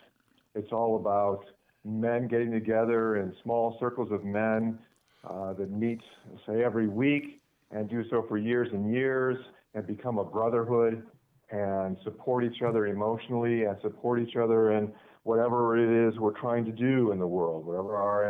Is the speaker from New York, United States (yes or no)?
no; Lake Forest, Illinois, United States; also born or lived in Michigan; So I was raised in Lake Forest. That's a north suburb of Chicago, a wealthy suburb